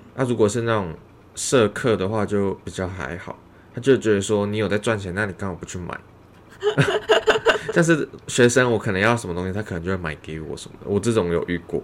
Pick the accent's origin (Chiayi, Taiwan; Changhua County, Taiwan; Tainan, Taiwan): Changhua County, Taiwan; moved away as an adult; now in Taichung, Taiwan; 我老家在彰化